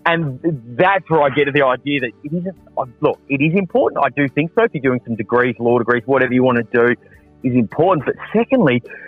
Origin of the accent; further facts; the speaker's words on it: Adelaide, South Australia, Australia; I was born and bred in Adelaide, 100%